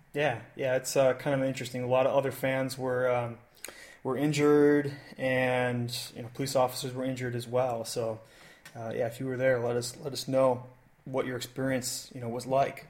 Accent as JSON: {"language": "English", "country": "United States", "said": "I'm not French. I'm American"}